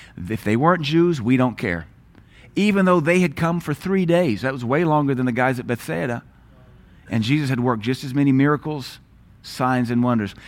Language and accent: English; South Louisiana, United States; moved away; also born or lived in Seattle, Washington; raised in the eighties and nineties, brought up in South Louisiana